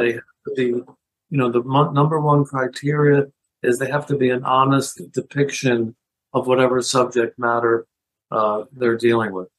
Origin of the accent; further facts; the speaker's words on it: Philadelphia, Pennsylvania, United States; growing up in Philadelphia, I ended up also being a news junkie